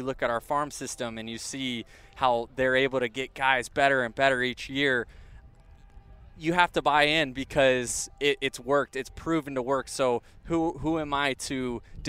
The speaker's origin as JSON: {"language": "English", "area": "Tampa Bay area", "region": "Florida", "country": "United States", "tie": "born or raised there", "said": "I grew up 20 minutes from there, and now to be able to say that I play Major League Baseball in my hometown for the team I grew up rooting for"}